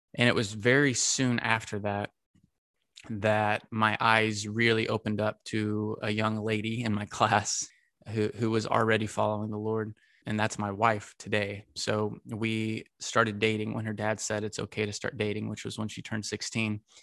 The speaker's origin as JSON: {"language": "English", "region": "Texas", "country": "United States", "tie": "born or raised there", "said": "Got to play for the Texas Rangers, my hometown team"}